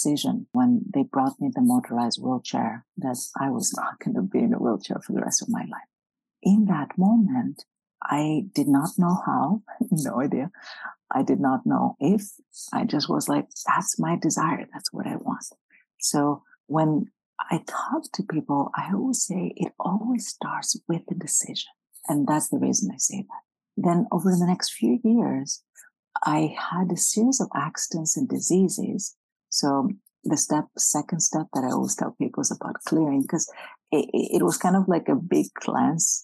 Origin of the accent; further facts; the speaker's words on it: Greece; now in United States; I'm from Greece originally.